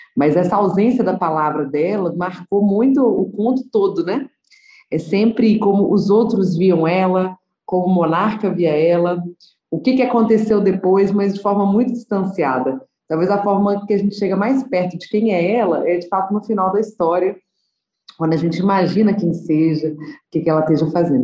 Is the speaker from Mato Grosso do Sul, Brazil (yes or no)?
no; Nova Lima, Minas Gerais, Brazil; also born or lived in Belo Horizonte; nasci em Belo Horizonte, mas cresci em Nova Lima